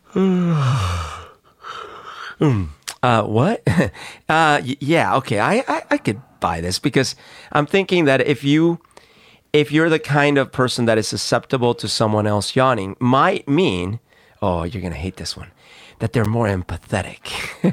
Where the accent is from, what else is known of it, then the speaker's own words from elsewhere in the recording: Colombia; moved away; I grew up in Colombia